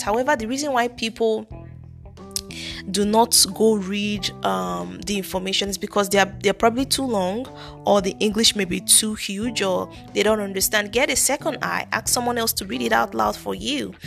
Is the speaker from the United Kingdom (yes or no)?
no; Nigeria; accent: thick Nigerian; I have a thick Nigerian accent